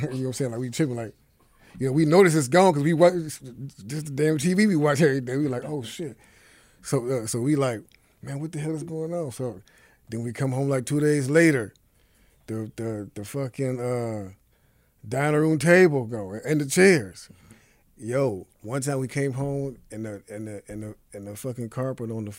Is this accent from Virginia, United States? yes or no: no; Cleveland, Ohio, United States; was born and raised in Cleveland, Ohio